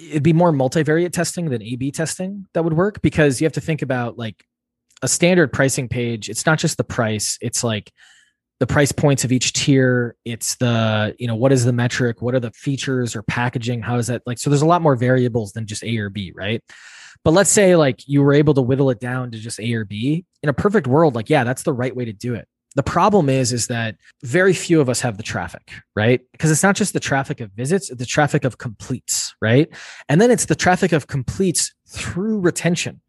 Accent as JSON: {"language": "English", "region": "Wisconsin", "country": "United States", "tie": "born or raised there", "also_born_or_lived": "Boston", "moved": "as an adult", "said": "I grew up in Wisconsin, which is, uh, central U S in the Midwest there on farmland"}